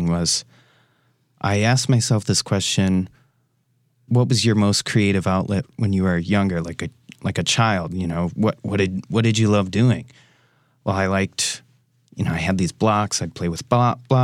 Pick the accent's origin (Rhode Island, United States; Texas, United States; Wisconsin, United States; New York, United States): Wisconsin, United States; Racine; moved away as an adult; now in Milwaukee, United States; I come from Racine, Wisconsin, so I'm a local boy